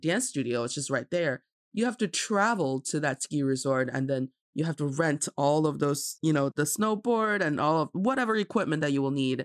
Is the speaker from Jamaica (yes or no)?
no; Jilin, China; I'm from Jilin province